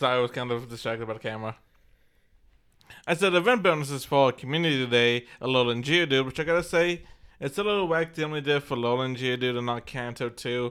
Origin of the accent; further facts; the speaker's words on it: Texas, United States; we're from Texas